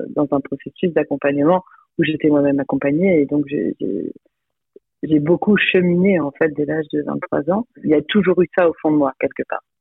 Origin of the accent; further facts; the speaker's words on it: Lille, Hauts-de-France, France; also born or lived in Croix; Je suis originaire de Lille, je suis née à Croix